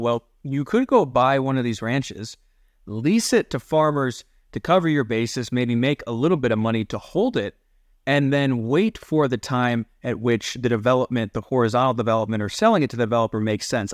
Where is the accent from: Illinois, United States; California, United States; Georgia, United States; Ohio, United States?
Ohio, United States; now in Colorado, United States; I grew up in Ohio where, again, the Great Lakes right there, Lake Erie